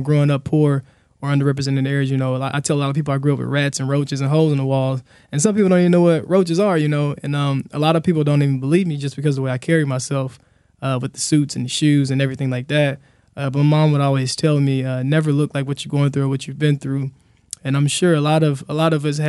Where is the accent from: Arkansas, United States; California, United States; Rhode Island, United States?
Arkansas, United States; Helena; I grew up in Helena, a real poor, underrepresented area in Southeast Arkansas